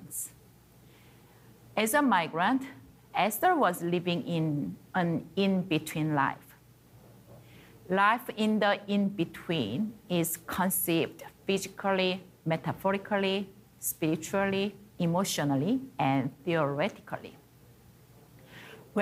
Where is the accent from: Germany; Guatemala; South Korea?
South Korea; moved away as an adult; also born or lived in China; now in Canada; I was born and grew up in South Korea